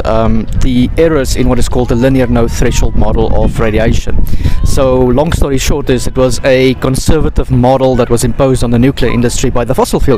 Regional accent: South Africa; now in Paris, France; I'm South African, structural engineer

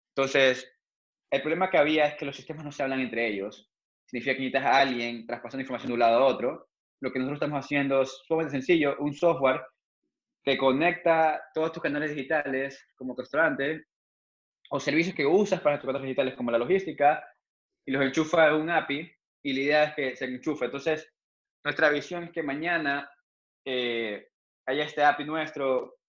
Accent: Ecuador; yo no soy el primer ecuatoriano

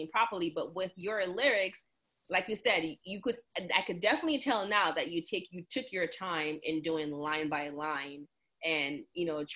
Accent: St. Lucia; moved away; I'm from St. Lucia, I understand it. I just, speaking it, we never really spoke it growing up, because I feel like, especially in St. Lucia

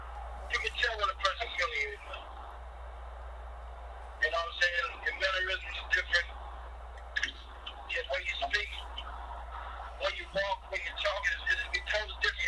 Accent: Dublin, Georgia, United States; also born or lived in Cleveland, Ohio / Canton, Ohio / Jacksonville, Florida; I'm originally from Dublin, Georgia. Was born in Cleveland, Ohio. Raised in Dublin, Georgia. By way of Jacksonville, Florida.

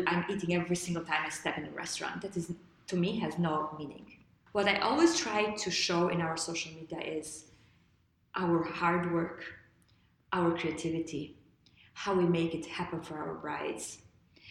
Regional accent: Lushnjë, Fier County, Albania; moved away; I grew up in Lushnja

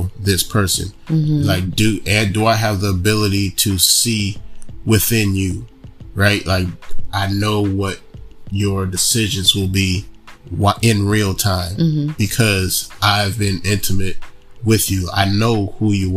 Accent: Kalamazoo, Michigan, United States; now in Charlotte, United States; I grew up in Kalamazoo

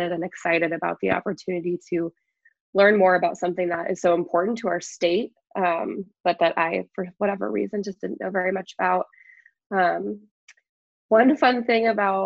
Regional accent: Iowa, United States; moved away as an adult; I am born and raised in Iowa

